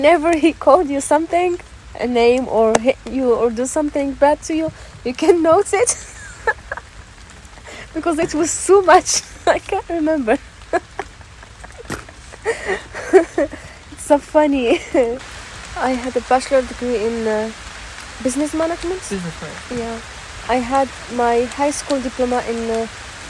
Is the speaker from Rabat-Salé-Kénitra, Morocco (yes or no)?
yes; Rabat, Rabat-Salé-Kénitra, Morocco; moved away as an adult; now in Berlin, Germany; I'm from Rabat, the capital city of Morocco